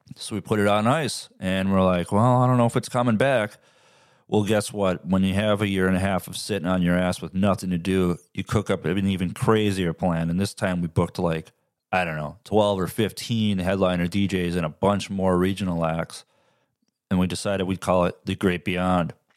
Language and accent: English; Midwest, United States; I'm from the Midwest.